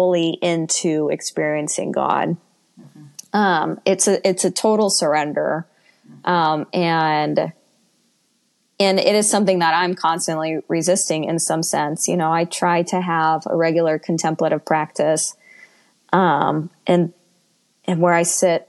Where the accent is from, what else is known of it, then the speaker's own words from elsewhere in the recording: United States; former evangelical American Christian